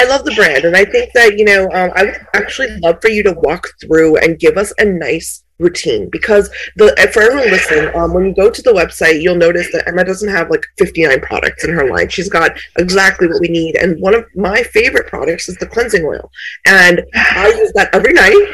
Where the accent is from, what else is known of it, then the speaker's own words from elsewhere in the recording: India; I was born in India